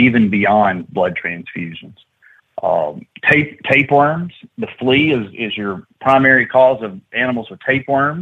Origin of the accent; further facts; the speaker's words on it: Alabama, United States; growing up in Alabama